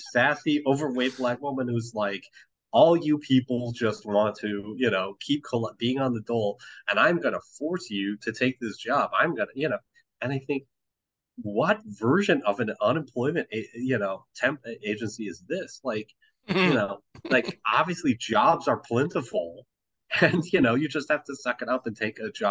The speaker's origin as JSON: {"language": "English", "region": "Midwest", "country": "United States", "said": "I'm an American from the Midwest."}